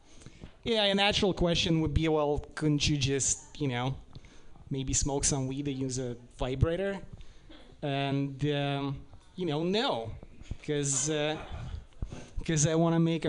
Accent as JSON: {"language": "English", "country": "Russia", "second_language": "English", "moved": "yes", "lives_now": "United States", "said": "I'm from Russia"}